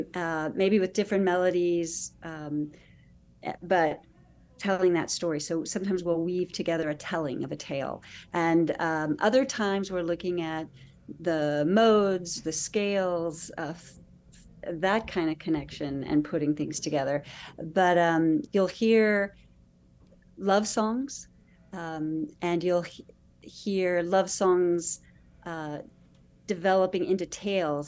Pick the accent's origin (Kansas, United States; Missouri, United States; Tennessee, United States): Kansas, United States; now in Boston, United States; I grew up in Kansas